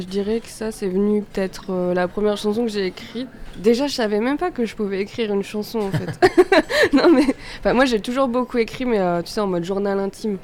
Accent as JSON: {"language": "French", "region": "Auvergne-Rhône-Alpes", "country": "France", "said": "je viens d'Auvergne"}